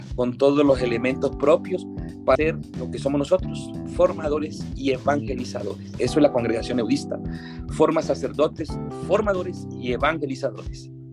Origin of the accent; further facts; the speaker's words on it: Colombian Atlantic coast, near Panama, Caribbean coast, Colombia; moved away; yo nada más viví en mi parroquia, en mi pueblito colombiano, allá en la costa atlántica, cerca de Panamá